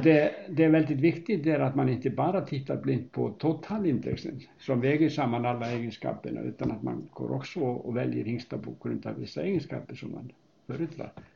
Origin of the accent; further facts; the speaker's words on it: Hafnarfjörður, Capital Region, Iceland; Swedish is a second language; moved away as an adult; also born or lived in Uppsala, Sweden; now in Knubbo, Sweden; är född på Island 1948 och jag växte upp i Hafnarfjörður